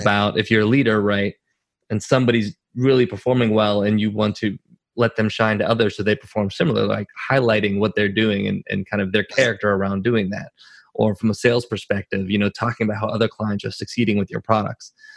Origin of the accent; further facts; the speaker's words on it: Pittsburgh, Pennsylvania, United States; moved away; I'm from Pittsburgh originally, born and raised there